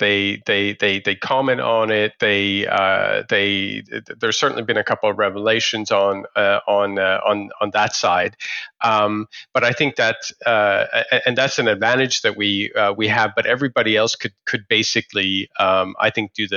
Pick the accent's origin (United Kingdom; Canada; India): India; Delhi; I was actually born in India as well. I was born in Delhi